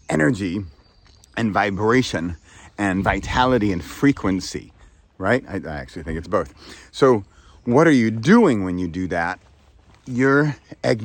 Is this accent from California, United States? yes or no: yes; San Francisco, California, United States; I'm from San Francisco.